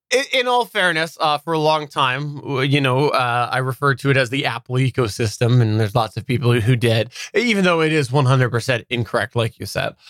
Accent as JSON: {"language": "English", "country": "Canada", "said": "I'm Canadian"}